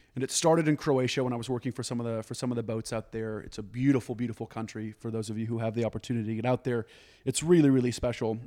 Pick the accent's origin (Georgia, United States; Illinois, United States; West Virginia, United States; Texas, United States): Texas, United States; Dallas; moved away as an adult; also born or lived in New York; I was born and raised in Dallas.